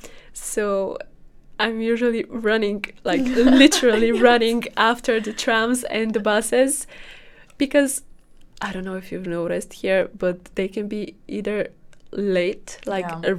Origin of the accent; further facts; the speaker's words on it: Bulgaria; now in Netherlands; I'm from Bulgaria